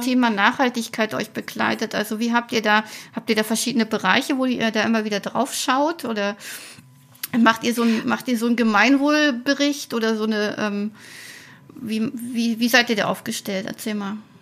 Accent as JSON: {"language": "German", "town": "Weimar", "region": "Thuringia", "country": "Germany", "tie": "born or raised there", "said": "in meiner Heimat Thüringen"}